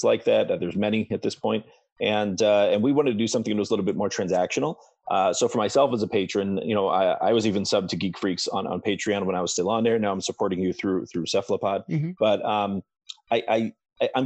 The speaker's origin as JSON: {"language": "English", "area": "Ohio and Southeast Michigan", "region": "Midwest", "country": "United States", "tie": "born or raised there", "also_born_or_lived": "Florida", "said": "as someone from the Midwest, because I was born in Florida, raised in Ohio and in Southeast Michigan."}